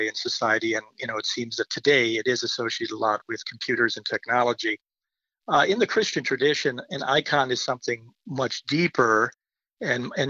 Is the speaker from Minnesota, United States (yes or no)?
yes; Owatonna, Minnesota, United States; I grew up in Minnesota, in Owatonna